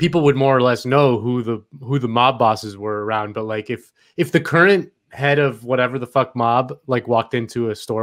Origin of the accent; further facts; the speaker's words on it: Miami, Florida, United States; when I was a kid growing up in Miami